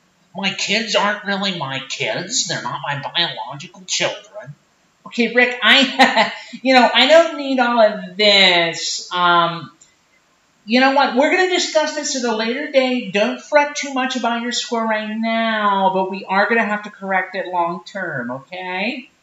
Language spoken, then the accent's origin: English; Portland, Oregon, United States; See, here, I'm from Portland, Oregon.